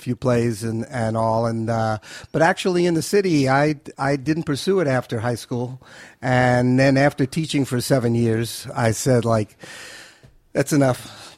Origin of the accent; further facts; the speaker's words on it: New York City, New York, United States; moved away as an adult; now in Los Angeles, United States; Born and raised in Manhattan.